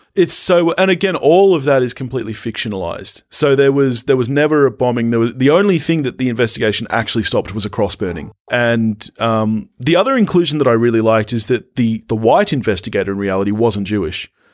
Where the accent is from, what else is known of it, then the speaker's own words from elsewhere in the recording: Australia; being Australian